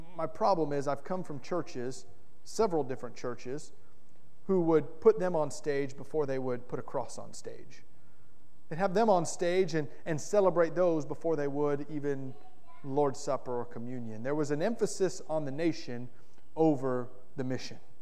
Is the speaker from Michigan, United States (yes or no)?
no; Florida, United States; moved away; also born or lived in Kentucky / Indiana / North Carolina; I'm a proud Floridian. I grew up in Florida, and I love the state of Florida in a lot of ways.